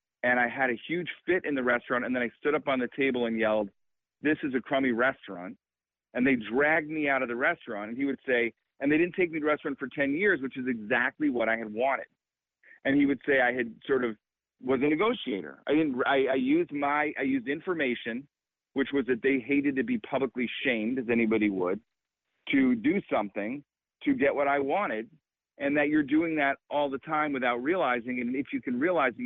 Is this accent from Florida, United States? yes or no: no; Illinois, United States; I grew up in Illinois